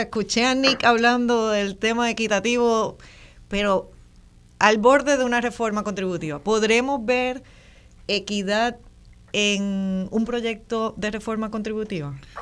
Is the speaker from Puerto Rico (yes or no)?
yes; Puerto Rico; Somos puertorriqueños de nacidos en muchas partes